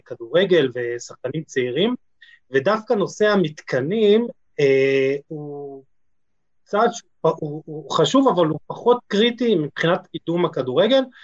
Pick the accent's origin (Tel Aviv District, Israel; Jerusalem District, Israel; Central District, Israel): Jerusalem District, Israel; Jerusalem; בתור ירושלמי